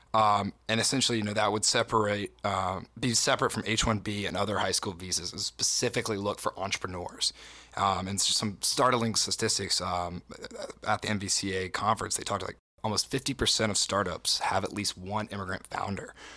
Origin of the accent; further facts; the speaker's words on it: southwestern Virginia, United States; I'm from Appalachia, right? Down, down in southwestern Virginia